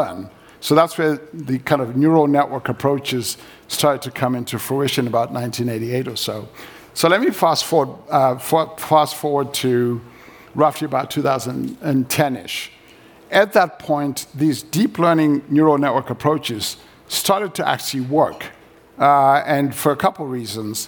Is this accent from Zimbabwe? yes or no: yes; Zimbabwe; moved away; I grew up in Zimbabwe.